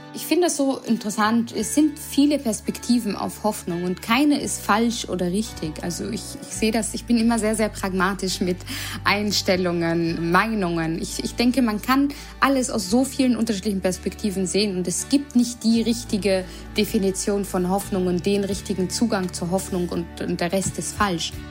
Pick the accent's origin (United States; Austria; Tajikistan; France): Austria; Vienna; moved away as an adult; also born or lived in Berlin, Germany; now in Mainz, Germany; ich auch gebürtige Wienerin bin